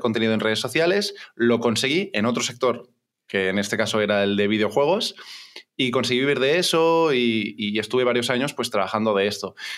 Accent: Barcelona, Catalonia, Spain; tengo 29 años, soy de Barcelona

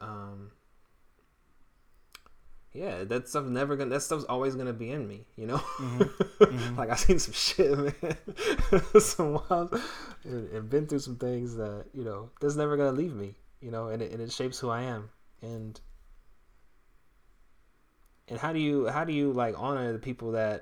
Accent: Northern California, United States; I'm not from Southern California. It's totally different in Northern California.

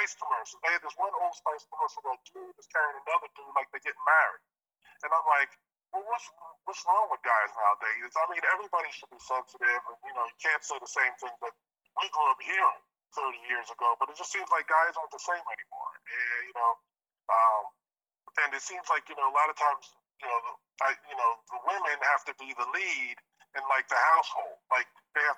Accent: Northeast, United States; we grew up in the Northeast

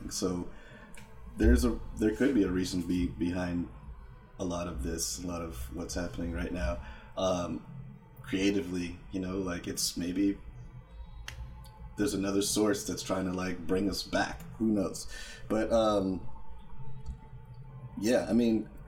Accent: Santa Ana, California, United States; I'm originally from Santa Ana, California

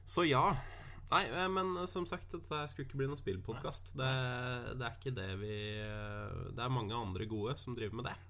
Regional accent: Norway; her hjemme i Norge

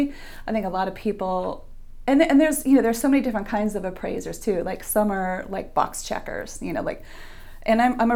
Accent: Miami, Florida, United States; now in Hobe Sound, United States; I was raised in Miami, Florida. So I lived there for 40 plus years and moved to Hobe Sound in 2013

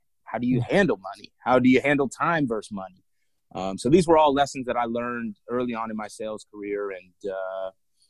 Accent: South Florida, United States; I'm from South Florida originally. You know, grew up an athlete playing soccer, hockey, football

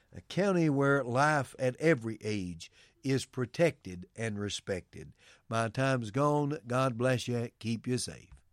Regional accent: United States; we as American citizens

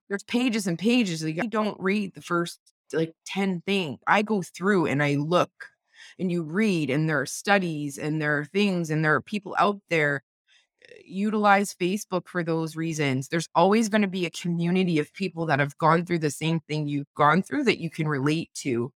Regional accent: Windsor, Ontario, Canada; I'm a mom and a wife and a podcaster from Windsor, Ontario

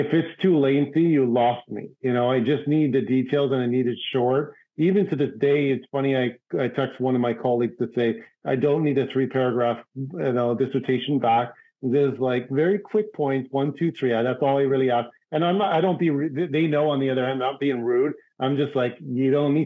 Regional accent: Toronto, Ontario, Canada; moved away as an adult; also born or lived in New York City; my hometown, Toronto, Canada

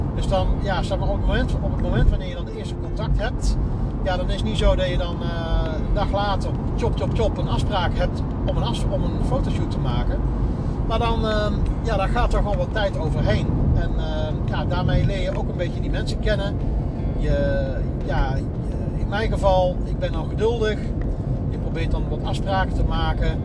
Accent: North Brabant, Netherlands; also born or lived in Bennekom; ik ben een Brabander

